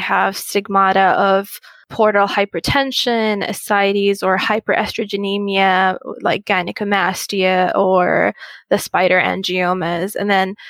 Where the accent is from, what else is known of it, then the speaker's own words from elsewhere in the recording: Muscat, Oman; moved away as an adult; also born or lived in Qatar; now in United States; I grew up in Muscat, Oman, and did high school there